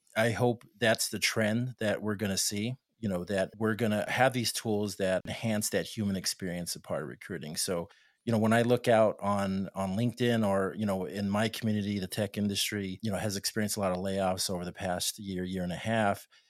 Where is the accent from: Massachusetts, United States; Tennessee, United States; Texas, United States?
Texas, United States; El Paso; I'm from Opasso, Texas